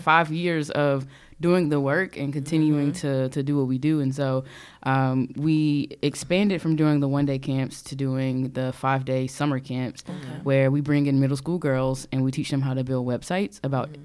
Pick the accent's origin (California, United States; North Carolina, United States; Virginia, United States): North Carolina, United States; Charlotte; also born or lived in Rocky Mount, North Carolina; I was born in Rocky Mount, North Carolina, which is a uh-huh. super small town. Most yeah. of my family's still there. Uh, and then I moved to Charlotte in second grade. So Charlotte to me is home